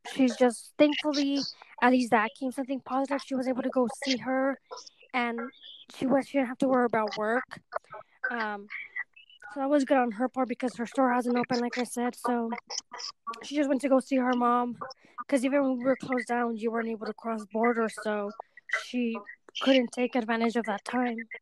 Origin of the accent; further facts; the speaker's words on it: hometown down south of San Jose, California, United States; moved away as an adult; now in San Jose, United States; my hometown